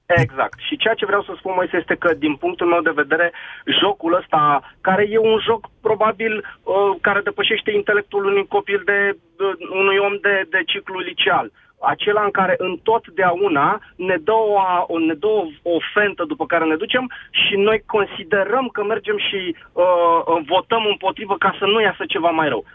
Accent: Brașov, Brașov County, Romania; sunt din Brașov

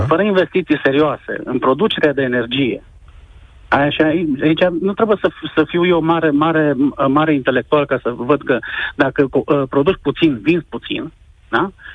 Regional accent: Sibiu, Sibiu County, Romania; eu vă sunt din Sibiu

